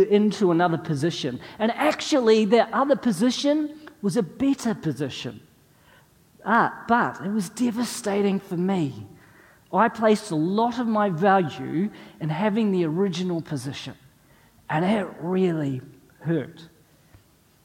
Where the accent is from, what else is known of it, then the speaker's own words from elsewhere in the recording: New Zealand; moved away as an adult; also born or lived in North East England; us as New Zealanders